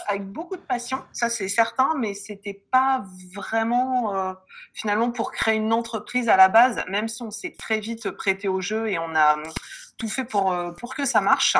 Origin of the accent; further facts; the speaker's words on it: Lille, Hauts-de-France, France; also born or lived in Reims; je suis lilloise